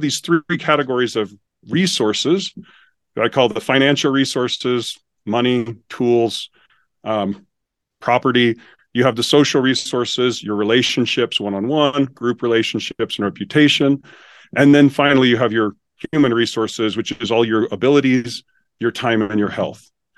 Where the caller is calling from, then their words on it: Utah, United States; I'm located just south of Salt Lake City, Utah.